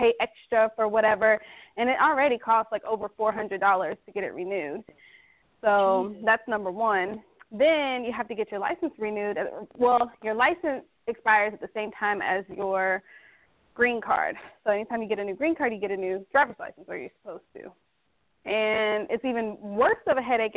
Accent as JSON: {"language": "English", "country": "Netherlands", "moved": "yes", "lives_now": "United States", "said": "I am from the Netherlands, and I am not an American citizen"}